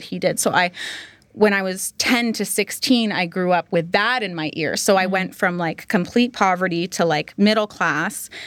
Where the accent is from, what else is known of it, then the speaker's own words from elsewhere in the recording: Barrie, Ontario, Canada; first language English; I grew up in Barrie, Ontario